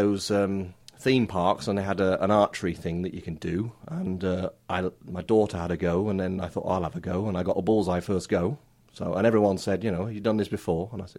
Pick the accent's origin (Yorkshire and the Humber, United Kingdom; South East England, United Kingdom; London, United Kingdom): South East England, United Kingdom; East Grinstead; also born or lived in Forest Row / Leeds; now in North Wales, United Kingdom; But I'm originally from Sussex, down near your way.